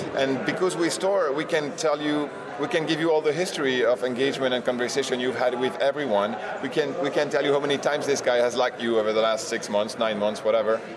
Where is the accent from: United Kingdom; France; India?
France; also born or lived in New York; I was born in New York, but I was raised and educated in France. So you'll you'll hear a little accent